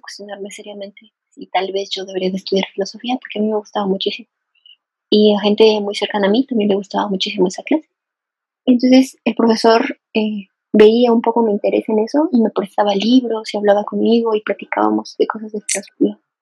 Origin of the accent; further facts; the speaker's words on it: Morelos, Mexico; moved away as an adult; now in Mexico City, Mexico; casi me quedé a vivir en, Morelos, de donde yo soy